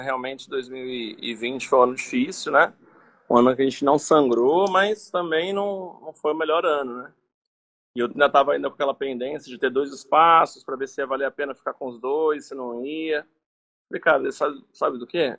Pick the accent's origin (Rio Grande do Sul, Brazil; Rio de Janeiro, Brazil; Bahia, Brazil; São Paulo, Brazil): Rio de Janeiro, Brazil; Resende; sou aqui de Resende, no interior do Rio de Janeiro